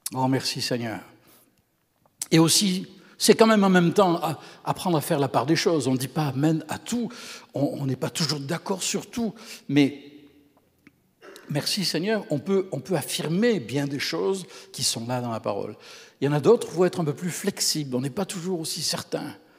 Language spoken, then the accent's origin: French; Camargue, Provence-Alpes-Côte d'Azur, France; moved away as an adult; also born or lived in Quebec; now in Canada; C'est la région d'où je viens, dans le sud de la France.